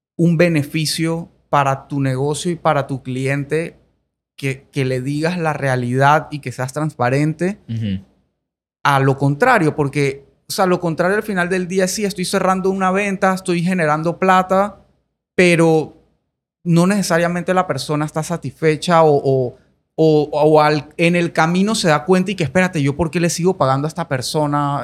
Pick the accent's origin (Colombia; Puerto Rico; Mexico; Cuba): Colombia; moved away as an adult; now in Panama; yo nací en Colombia, viví 18 años en Colombia, ahora soy panameño full